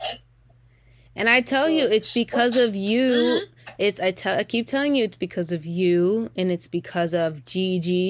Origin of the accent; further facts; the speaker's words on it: United States; being an American, growing up in America